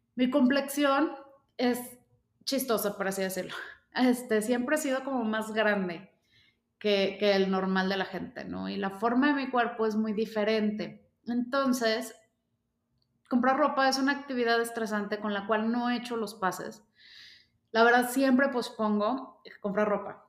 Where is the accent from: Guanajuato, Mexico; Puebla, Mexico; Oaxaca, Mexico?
Guanajuato, Mexico; León; yo soy de León, Guanajuato